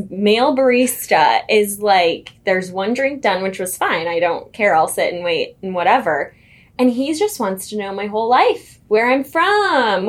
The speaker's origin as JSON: {"language": "English", "region": "Iowa", "country": "United States", "moved": "yes", "lives_now": "Kansas City, United States", "said": "I'm like, Iowa."}